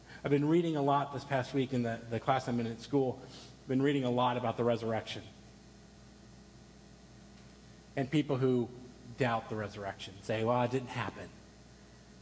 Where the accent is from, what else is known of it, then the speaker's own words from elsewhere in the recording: United States; you'd probably guess that I'm an American